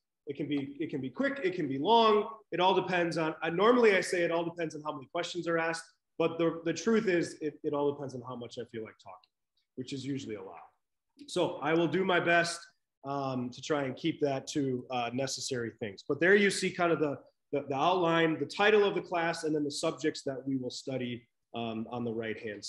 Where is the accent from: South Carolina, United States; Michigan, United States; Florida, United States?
Michigan, United States; Lansing; moved away; I was raised in Michigan, not born there, but I claim it because I don't like to admit where I was born. So Michigan is home. Lansing, right in the middle of the state